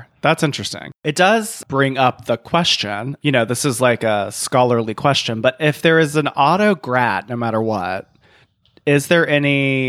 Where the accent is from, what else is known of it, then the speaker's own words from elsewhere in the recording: Scotland, United Kingdom; And I'm Scottish.